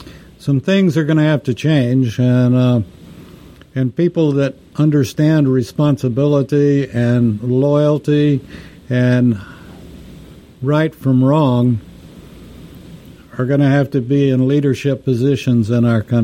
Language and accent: English; Texas, United States; besides an American, I'm also a Texan